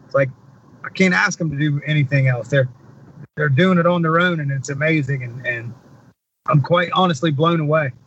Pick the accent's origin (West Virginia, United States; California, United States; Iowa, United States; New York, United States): West Virginia, United States; I'm from West Virginia.